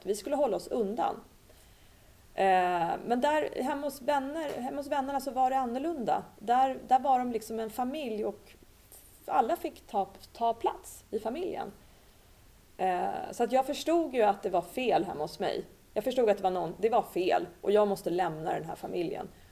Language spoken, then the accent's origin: Swedish; Sweden; moved away as an adult; also born or lived in Cyprus; flyttade ut i en lägenhet i en förort och min mamma blev hemmafru. Och eh, den här miljön då som jag växte upp i med mina syskon